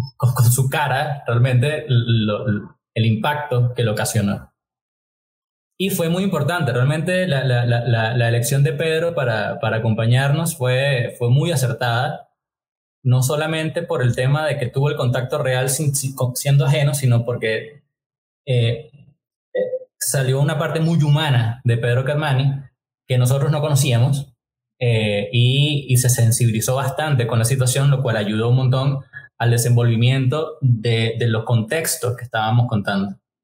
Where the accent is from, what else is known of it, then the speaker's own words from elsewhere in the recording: Venezuela; now in Costa Rica; yo soy venezolano, tengo unos años ya en Costa Rica. De hecho, ya yo siempre digo que yo soy un tico que nació en Venezuela.